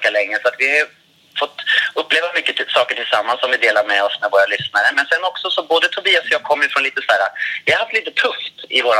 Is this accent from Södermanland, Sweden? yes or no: yes; Katrineholm, Södermanland, Sweden; Jag kommer från Katrineholm.